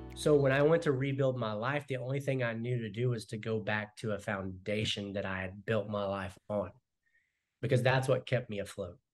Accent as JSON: {"language": "English", "region": "Arkansas", "country": "United States", "also_born_or_lived": "North Carolina / Texas", "moved": "yes", "lives_now": "Keller, United States", "said": "I'm originally from Arkansas"}